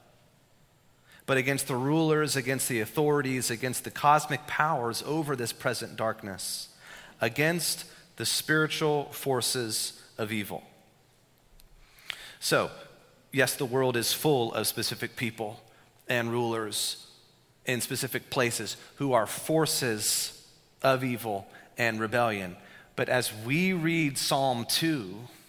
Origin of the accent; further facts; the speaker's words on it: Florida, United States; now in Fairfax, Virginia, United States; the years that I spent growing up in Florida.